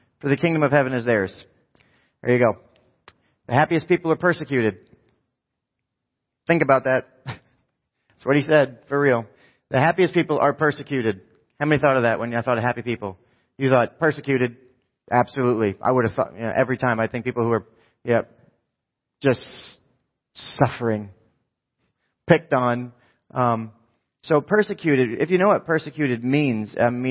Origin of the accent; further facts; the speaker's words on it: New Jersey, United States; I'm from New Jersey